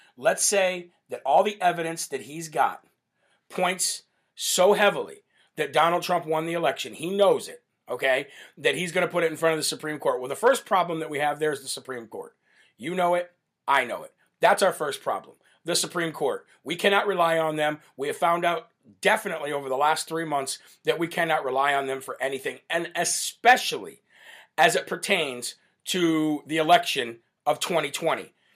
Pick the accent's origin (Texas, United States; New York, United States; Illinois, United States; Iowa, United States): Illinois, United States; my home state of Illinois in Chicago.